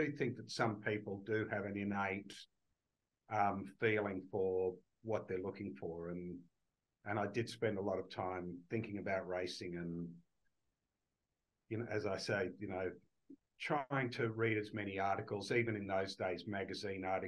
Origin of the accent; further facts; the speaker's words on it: Australia; also born or lived in United Kingdom; when I grew up in Australia